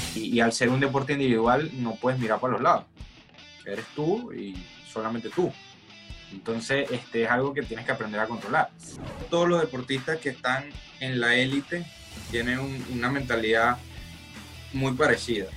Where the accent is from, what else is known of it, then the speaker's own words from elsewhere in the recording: Barquisimeto, Lara, Venezuela; now in Hallandale, United States; yo nací en Barquisimeto y, actualmente me encuentro ubicado en Hallander, Florida